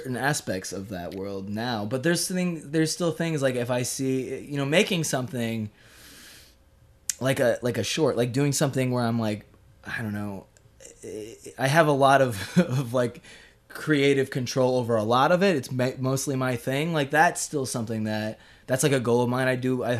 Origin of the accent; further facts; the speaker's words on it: Leeds, Yorkshire and the Humber, United Kingdom; born there; I'm 24 and I was born in Leeds.